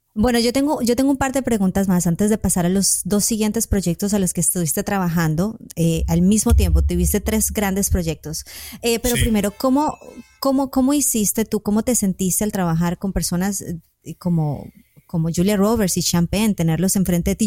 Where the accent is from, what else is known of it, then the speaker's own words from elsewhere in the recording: Colombia; Yo creo que soy colombiana